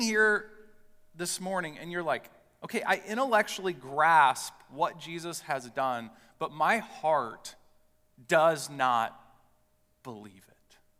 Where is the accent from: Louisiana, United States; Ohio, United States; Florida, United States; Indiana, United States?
Indiana, United States; West Lafayette; I grew up in West Lafayette, Indiana.